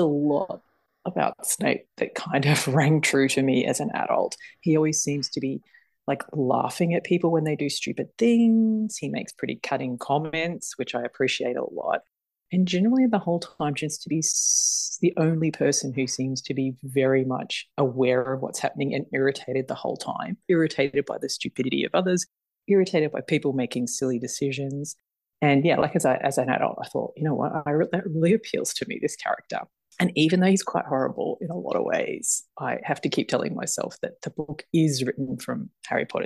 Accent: Australia; I'm Australian

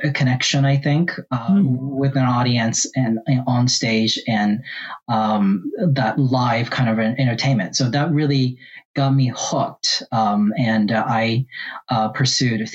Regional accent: Japan; now in Charlotte, United States; I was born and raised in Japan, and I was raised in different parts of Japan

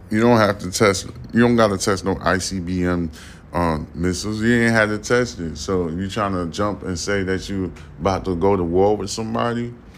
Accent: New York City, New York, United States; now in Texas, United States; I'm a full blown 100% New Yorker. I'm talking about Harlem life

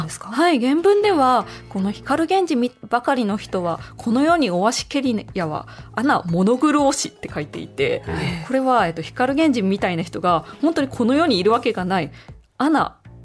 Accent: Kochi, Japan; moved away; 私もあの高知県出身で、はい、あの高知にいたので

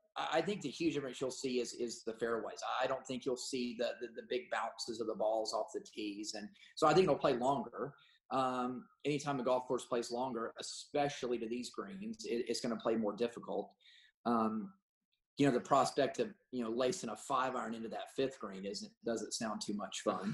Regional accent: Augusta, Georgia, United States; all of us growing up in Augusta

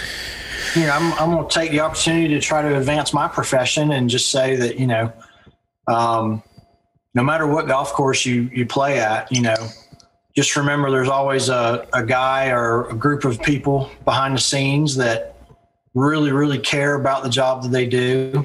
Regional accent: England, United Kingdom; born there; also born or lived in Pensacola, Florida; So my father was in the military, and I was actually born in England, just outside of London.

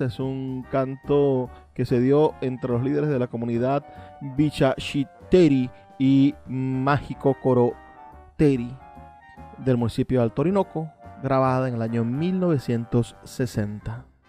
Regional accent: Venezuela; nosotros los venezolanos

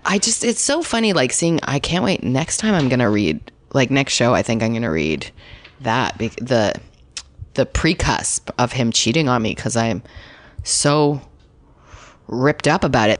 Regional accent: Canada; accent: Canadian; now in Los Angeles, United States

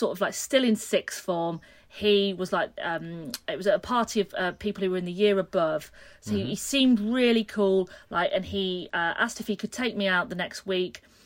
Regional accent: a smaller town near Leeds, Yorkshire and the Humber, United Kingdom; now in Brighton, United Kingdom; we came back to my hometown

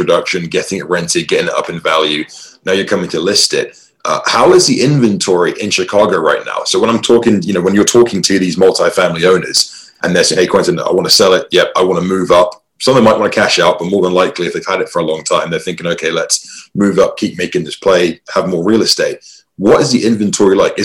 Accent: England, United Kingdom; now in Boise, United States; I'm not from Boise. I was born and raised in England, but I'm out here in Boise, Idaho.

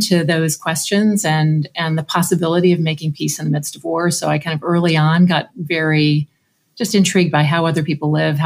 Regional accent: Washington, United States; moved away; I grew up in Washington State in a relatively small town

